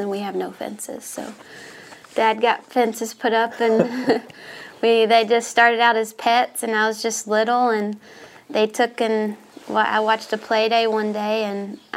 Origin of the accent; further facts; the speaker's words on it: Atlanta, Texas, United States; I grew up in East Texas, a town called Atlanta, Texas, Northeast Texas